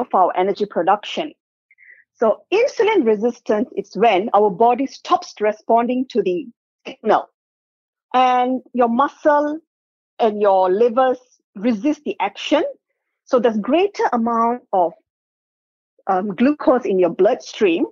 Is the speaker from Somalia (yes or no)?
no; South India, India; now in Perth, Australia; I'm South Indian.